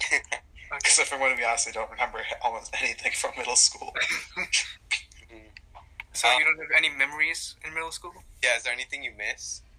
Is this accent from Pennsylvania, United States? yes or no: no; Grand Rapids, Michigan, United States; born there; also born or lived in Ohio / Hyderabad, India; now in Cumming, United States; Uh, I was born in Michigan, in Grand Rapids, in 2003. I moved to Ohio, then lived in India for two years in Hyderabad, and then I'm now here in. Uh, Cumming Georgia.